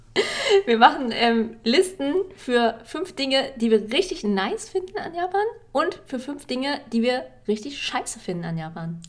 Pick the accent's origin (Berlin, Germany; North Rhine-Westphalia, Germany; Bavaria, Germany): Berlin, Germany; Ich bin ja auch in Berlin groß geworden